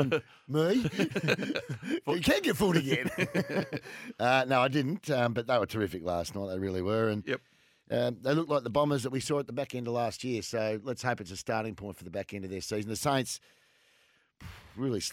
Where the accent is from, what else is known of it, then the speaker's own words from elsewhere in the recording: Australia; I'm Australian